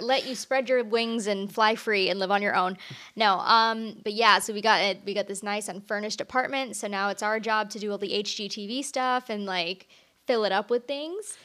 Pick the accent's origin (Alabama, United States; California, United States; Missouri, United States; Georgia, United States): California, United States; Orange County; moved away; I'm originally from Orange County